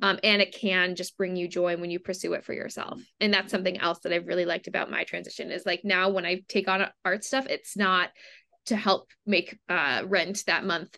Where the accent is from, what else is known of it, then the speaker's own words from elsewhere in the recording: Cleveland, Ohio, United States; now in New York City, United States; growing up in Cleveland, Ohio, we had a really, really big theater scene